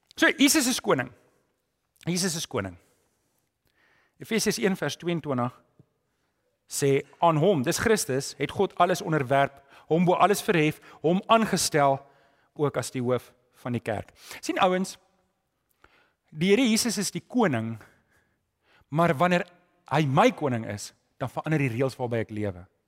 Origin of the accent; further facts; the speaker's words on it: South Africa; Ek weet as Afrikaner